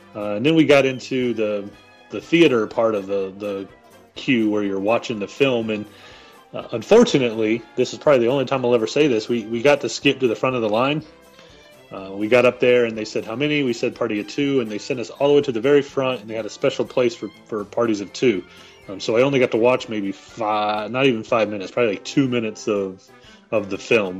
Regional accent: North Carolina, United States; I'm from North Carolina.

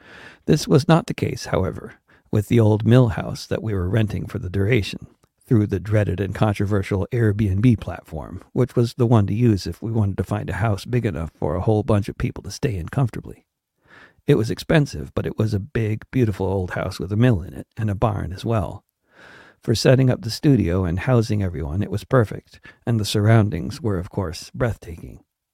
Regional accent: Connecticut, United States; as with the house I grew up in Connecticut, there was one room that was always warm

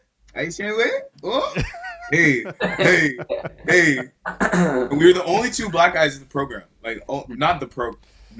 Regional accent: Hamilton, Ontario, Canada; also born or lived in New Jersey, United States / Georgia, United States; I was born in the States. I was born in New Jersey. And then I moved, like, to Georgia. I moved around a bunch. But then I moved up to Hamilton, Ontario when I was 10. And then I was just kind of there ever since.

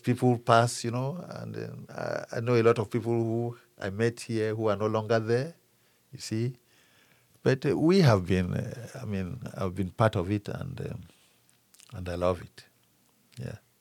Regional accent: Cameroon; moved away as an adult; now in Frankfort, United States; I am originally from Cameroon, in, uh, West Africa.

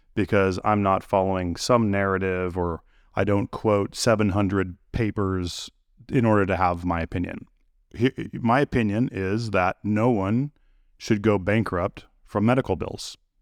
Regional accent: United States; I'm an American. I've lived here my whole life

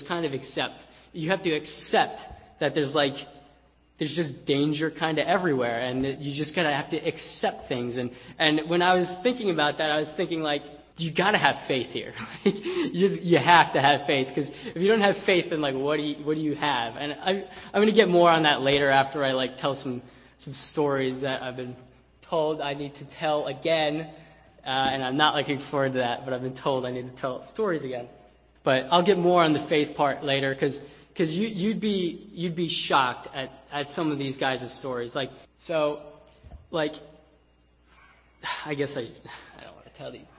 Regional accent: United States; moved away as an adult; now in Philippines; I'm an American

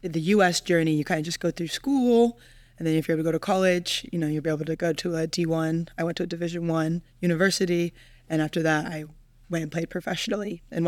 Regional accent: Philippines; there were just as many Filipino supporters as there were Kiwis. Like, the Kiwis outnumbered us

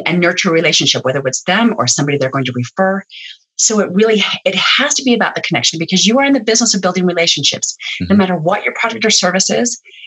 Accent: Utah, United States; I'm from Utah. There's a pile of essential oil people here.

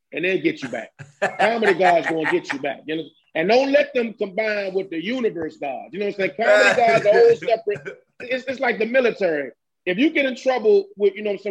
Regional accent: Landover, Maryland, United States; PG County. That's where I'm from. I'm from Landover.

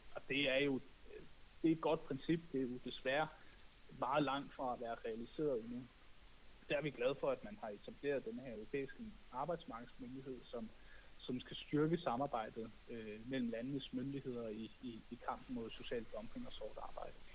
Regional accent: Denmark; now in Brussels, Belgium; som dansker i Bruxelles

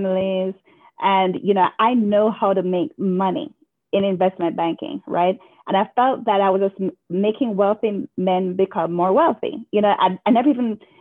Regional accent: Kingston, Jamaica; moved away as an adult; now in United States; I'm from Kingston, Jamaica, and, you know, I was born in 1981.

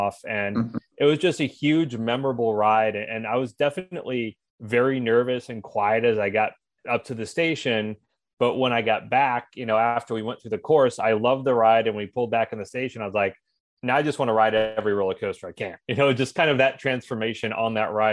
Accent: St. Louis, Missouri, United States; I grew up in St. Louis

